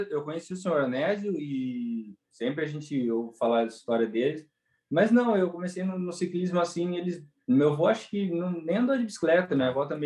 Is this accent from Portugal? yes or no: no; Araraquara, São Paulo, Brazil; eu já nasci aqui em Araraquara.